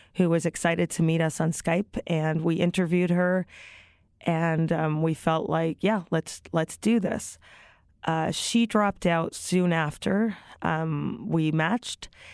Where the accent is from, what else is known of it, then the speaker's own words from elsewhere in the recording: Toronto, Ontario, Canada; also born or lived in Brooklyn, New York; now in New York, United States; I live in Brooklyn, New York. I'm originally from Toronto, Canada